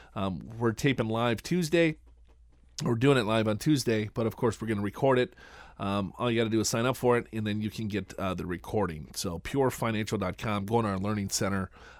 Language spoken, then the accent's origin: English; Minnesota, United States; I know, right? And I'm from Minnesota.